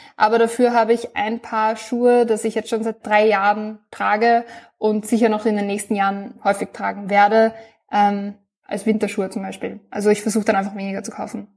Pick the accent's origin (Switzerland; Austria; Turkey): Austria; ich bin aus Österreich, bin 24 Jahre alt